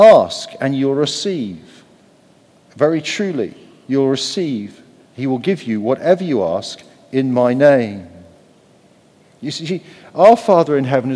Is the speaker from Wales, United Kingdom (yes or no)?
yes; Wales, United Kingdom; I'm Welsh